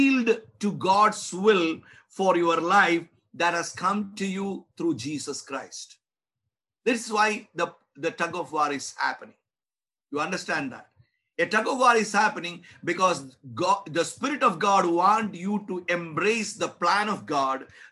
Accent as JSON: {"language": "English", "country": "India", "said": "I'm an Indian. I'm an Indian pastor"}